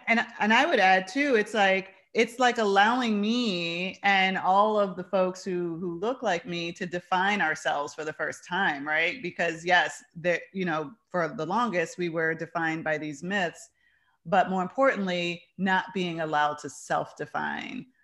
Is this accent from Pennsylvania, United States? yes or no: no; New York City, New York, United States; now in Chicago, United States; I'm from New York. I'm from the Bronx